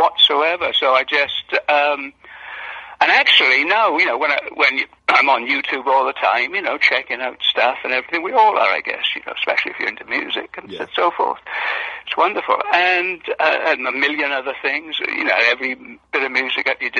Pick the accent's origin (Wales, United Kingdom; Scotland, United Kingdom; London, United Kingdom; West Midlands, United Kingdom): Wales, United Kingdom; I was born in Wales, and it was a small mining village, really, back in those days, and it all centered around the coal mine